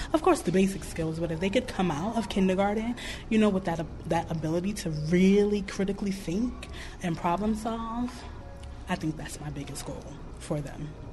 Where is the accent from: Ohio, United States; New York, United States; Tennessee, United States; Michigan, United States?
New York, United States; now in Clarksdale, United States; I'm from New York.